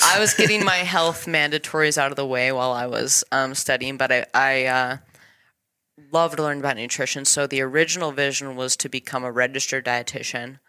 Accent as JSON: {"language": "English", "town": "Elizabeth", "region": "Colorado", "country": "United States", "tie": "born or raised there", "said": "I was born and raised in Colorado. Little tiny town called Elizabeth."}